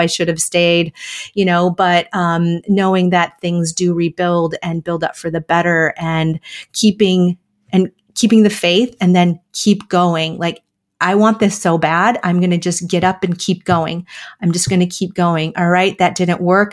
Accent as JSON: {"language": "English", "region": "Wisconsin", "country": "United States", "tie": "born or raised there", "also_born_or_lived": "Minnesota", "moved": "yes", "said": "I'm a Midwest girl, so I grew up in Wisconsin and went to college in Minnesota"}